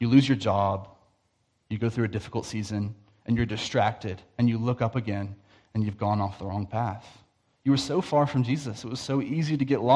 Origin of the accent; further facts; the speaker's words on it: the Bible Belt, United States; moved away; I'm from the Bible Belt in the States, so it's a lot of like nominal Christians